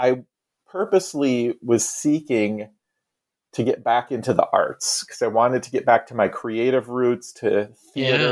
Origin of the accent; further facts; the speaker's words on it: Iowa, United States; now in Salem, United States; I grew up in Iowa on the Mississippi River